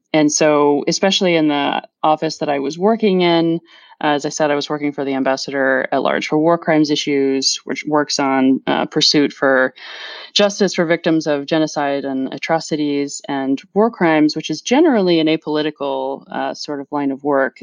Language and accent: English; Louisville, Kentucky, United States; moved away as an adult; also born or lived in Washington, District of Columbia, United States; now in France; growing up in Kentucky, which is the land of bourbon